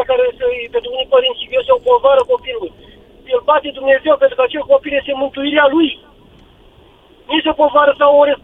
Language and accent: Romanian; Suceava County, Romania; Sunt din Suceava, din Lodina, mai exact, ultima comună din țară.